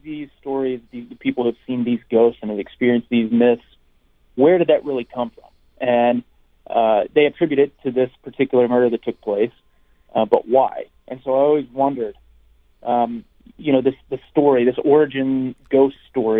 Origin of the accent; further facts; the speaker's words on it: Van Buren, Arkansas, United States; moved away; my hometown of Van Buren, Arkansas